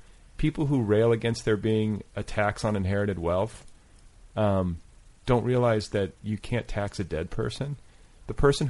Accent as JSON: {"language": "English", "region": "Indiana", "country": "United States", "moved": "yes", "lives_now": "Los Angeles, United States", "said": "cause I'm from Indiana."}